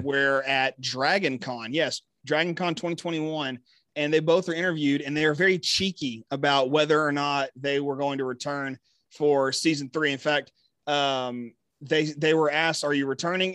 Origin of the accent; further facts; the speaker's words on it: Texas, United States; I'm here repping just my home state